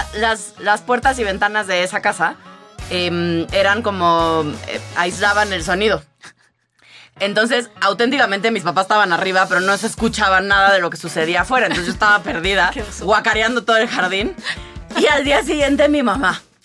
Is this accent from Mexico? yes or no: yes; Tabasco, Mexico; yo crecí en Tabasco